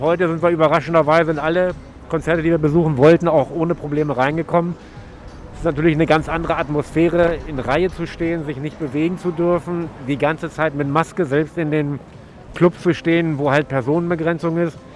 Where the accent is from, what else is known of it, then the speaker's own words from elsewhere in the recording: Lower Saxony, Germany; ich komme aus Niedersachsen, äh, Landkreis Peine zwischen Braunschweig und Hannover.